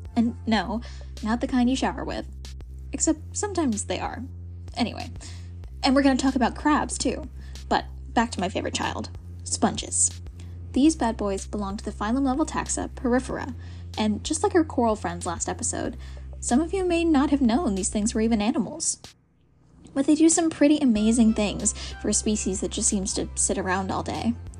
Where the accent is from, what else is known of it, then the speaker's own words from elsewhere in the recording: South Carolina, United States; Growing up in South Carolina